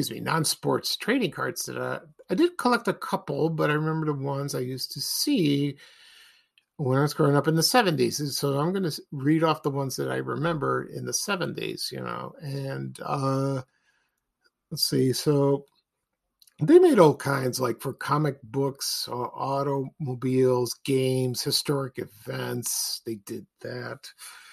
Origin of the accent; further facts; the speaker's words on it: Chicago, Illinois, United States; I'm from Chicago